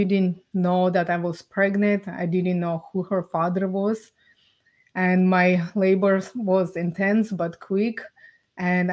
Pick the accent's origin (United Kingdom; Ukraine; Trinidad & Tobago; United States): Ukraine; now in Canada; I was born and raised in Ukraine